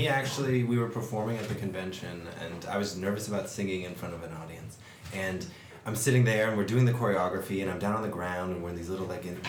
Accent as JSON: {"language": "English", "town": "Corpus Christi", "region": "Texas", "country": "United States", "said": "I'm originally from Corpus Christi, Texas."}